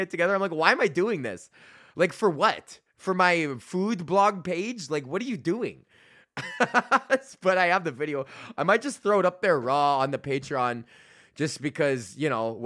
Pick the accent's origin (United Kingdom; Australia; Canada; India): Canada; I'm Canadian